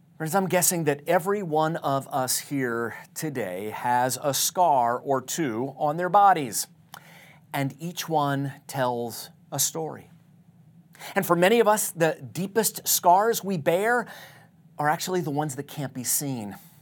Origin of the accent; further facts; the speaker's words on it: Tucson, Arizona, United States; my hometown of Tucson, Arizona